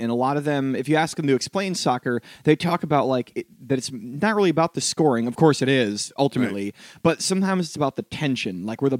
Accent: Connecticut, United States; I'm from Connecticut, very white.

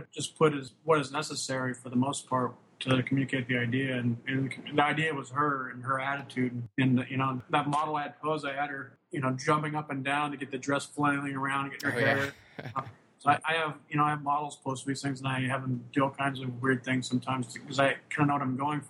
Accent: Wyoming, United States; also born or lived in Casper, Wyoming / Lusk, Wyoming / Gillette, Wyoming; I grew up in Wyoming, the middle of nowhere.

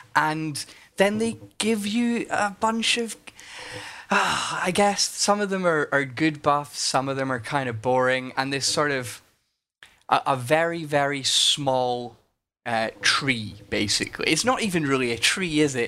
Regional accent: Scotland, United Kingdom; as a Scot

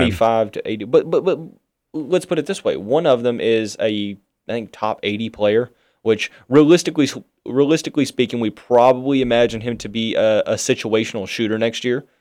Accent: Louisville, Kentucky, United States; we're from Louisville.

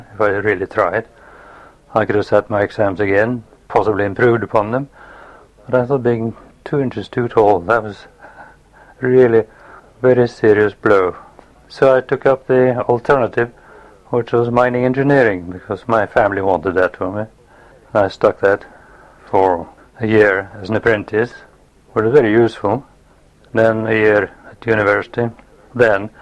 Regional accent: Oslo, Norway; also born or lived in Kristiansund, Norway; we moved from there when I was 2 years old, down near Oslo. And most of my youth was spent there, near and in Oslo.

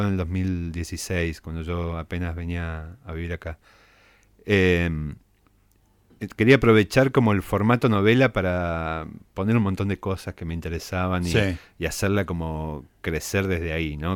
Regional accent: San Francisco, Córdoba, Argentina; moved away as an adult; Yo nací en San Francisco, después me mudé a Córdoba para estudiar letras.

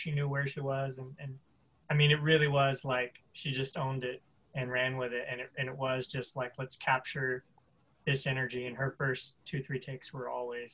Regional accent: the South, United States; we're both Southern, we're from the South

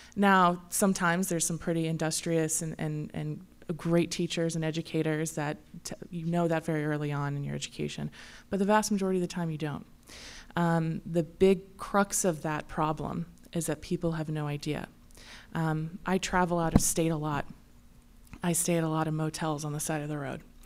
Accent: St. Louis, Missouri, United States; moved away; I'm from Saint Louis

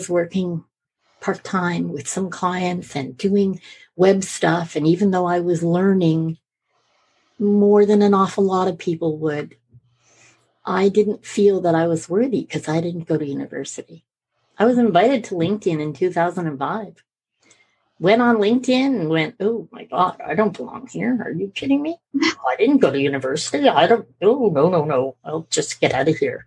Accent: Edinburgh, Scotland, United Kingdom; moved away; also born or lived in Canada; And we're both from Edinburgh.

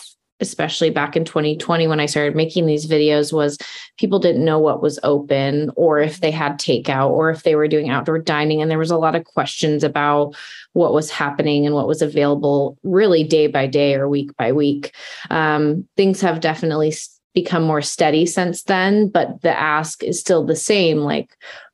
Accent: Rogue Valley, Southern Oregon, United States; also born or lived in Eugene, Oregon / Portland, Oregon; So I grew up in Southern Oregon in the Rogue Valley. So I lived there until I was 18.

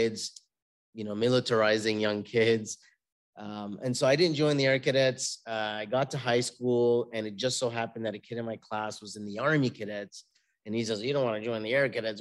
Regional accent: Toronto, Ontario, Canada; also born or lived in Syria; I'm born and raised in Toronto, Canada

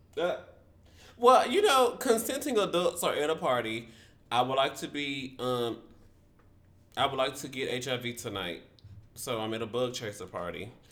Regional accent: Memphis, Tennessee, United States; Shout out to Memphis. That's my hometown.

